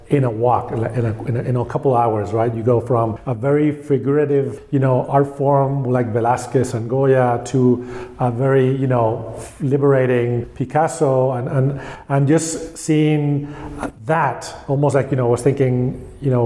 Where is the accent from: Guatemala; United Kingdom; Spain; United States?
Spain; I grew up in Spain